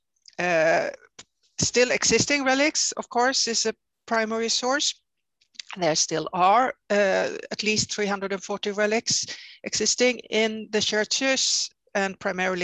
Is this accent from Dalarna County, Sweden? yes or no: no; Växjö, Kronoberg County, Sweden; also born or lived in Oslo, Norway; now I'm back not only in my native country, but even in my native town or my hometown where I grew up, Växjö